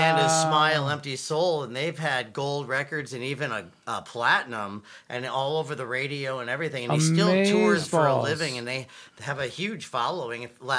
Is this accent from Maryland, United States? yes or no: no; Santa Clarita, California, United States; My parents moved there. I was in junior high. 8th grade.